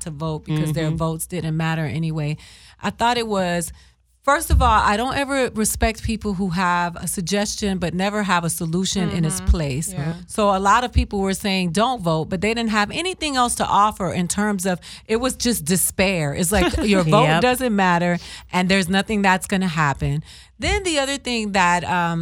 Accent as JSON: {"language": "English", "region": "Florida", "country": "United States", "second_language": "English", "said": "I'm from Florida"}